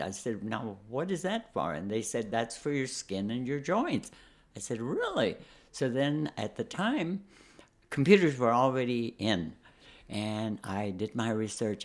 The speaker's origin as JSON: {"language": "English", "town": "San Antonio", "region": "Texas", "country": "United States", "also_born_or_lived": "Chicago", "moved": "as an adult", "said": "I'm from Texas. I'm from San Antonio. Uh, never saw snow."}